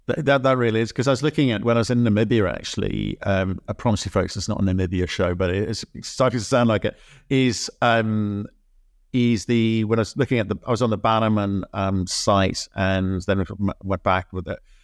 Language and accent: English; Australia; I was born in Australia.